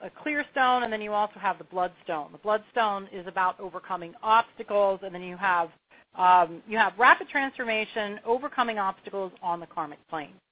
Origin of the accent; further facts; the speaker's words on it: Pennsylvania, United States; also born or lived in Long Beach Island, New Jersey / New Hope, Pennsylvania / New York; now in Asheville, United States; I was born and bred in Pennsylvania